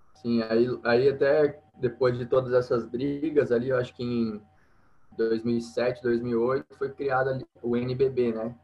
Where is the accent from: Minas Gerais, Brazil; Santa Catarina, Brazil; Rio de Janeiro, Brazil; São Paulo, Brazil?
Minas Gerais, Brazil; Paraguaçu; eu sou de uma cidade do sul de Minas, é, chama Paraguaçu, uma cidade pequena, tem 20 mil habitantes